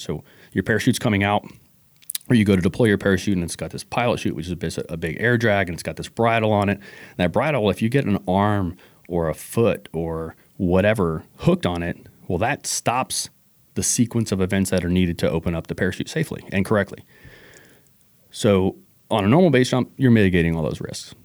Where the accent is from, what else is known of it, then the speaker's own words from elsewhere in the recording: New Orleans, Louisiana, United States; now in Washington, United States; I'm originally from New Orleans